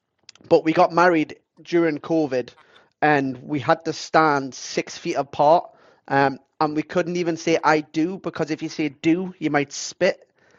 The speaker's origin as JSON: {"language": "English", "region": "England", "country": "United Kingdom", "said": "So then it was for me, like Azusa's from Japan. I'm from England."}